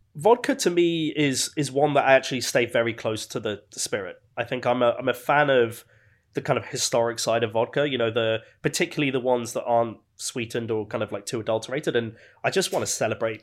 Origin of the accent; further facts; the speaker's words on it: Birmingham, West Midlands, United Kingdom; now in London, United Kingdom; growing up in Birmingham